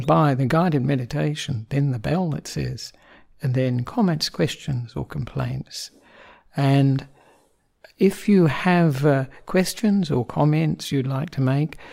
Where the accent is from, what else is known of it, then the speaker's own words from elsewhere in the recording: Australia; also born or lived in Sri Lanka; I am an Australian Buddhist monk